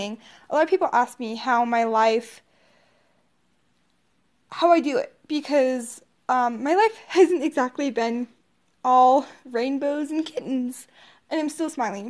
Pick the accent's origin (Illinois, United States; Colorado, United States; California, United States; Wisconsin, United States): Colorado, United States; also born or lived in Odessa, Texas; At the age of 5, my biological parents were divorced. So, my mom moved us up to Colorado